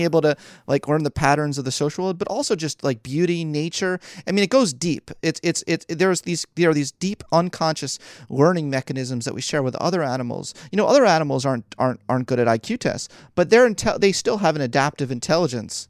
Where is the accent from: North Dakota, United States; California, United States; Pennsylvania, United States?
Pennsylvania, United States; Philadelphia; moved away as an adult; also born or lived in New York; I was born and raised in Philly.